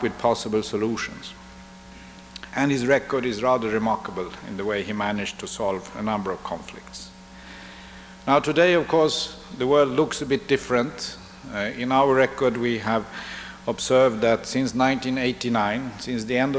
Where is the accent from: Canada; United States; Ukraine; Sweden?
Sweden; we Swedes